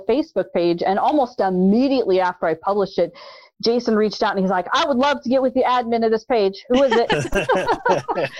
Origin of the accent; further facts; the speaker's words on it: La Grande, Oregon, United States; I was born and raised in La Grande, which is in Union County